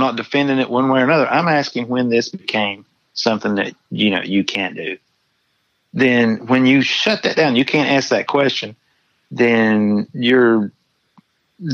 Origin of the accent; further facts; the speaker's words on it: United States; accent: American English; first language English; American English is my first language